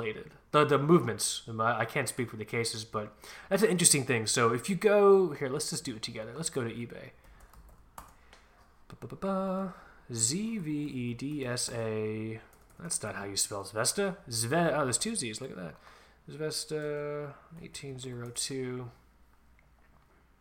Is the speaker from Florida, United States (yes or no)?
yes; Florida, United States; I'm totally from Florida